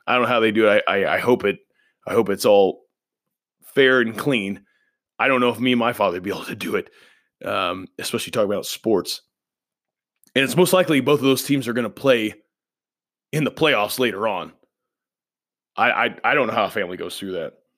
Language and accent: English; Indiana, United States; I grew up in Indiana